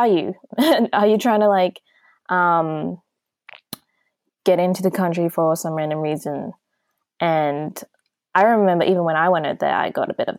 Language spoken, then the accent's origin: English; Australia; me growing up in Australia